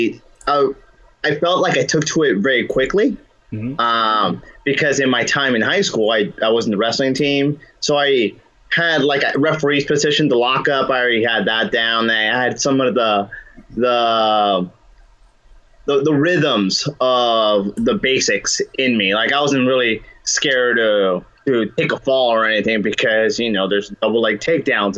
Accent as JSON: {"language": "English", "town": "Covina", "region": "California", "country": "United States", "tie": "born or raised there", "said": "I grew up in Covina"}